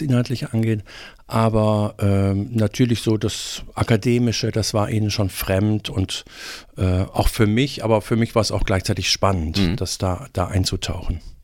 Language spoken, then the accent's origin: German; Remscheid, North Rhine-Westphalia, Germany; moved away as an adult; also born or lived in Bonn / Tübingen; in Remscheid geboren. Äh, keine sehr schöne Stadt